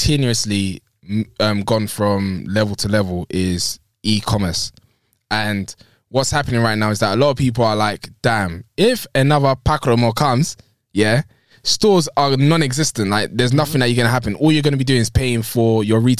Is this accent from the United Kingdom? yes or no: yes; London, United Kingdom; we are from West London, Shepherd's Bush